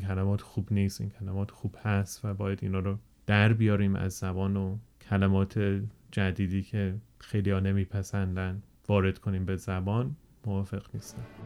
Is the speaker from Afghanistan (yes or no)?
no; England, United Kingdom; Persian is a second language; also born or lived in Germany; من بزرگ شده انگلستان هستم